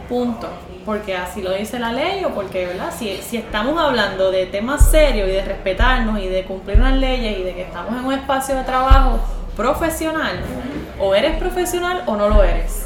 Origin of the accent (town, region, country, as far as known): Puerto Rico